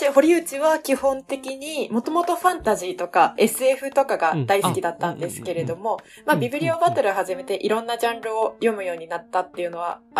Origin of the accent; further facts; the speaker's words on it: Wakayama, Japan; moved away as an adult; now in Hyogo, Japan; 地元和歌山なんですけど